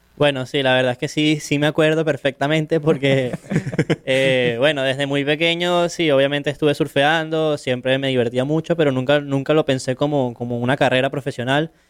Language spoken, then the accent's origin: Spanish; Caracas, Capital District, Venezuela; soy de Caracas, de Venezuela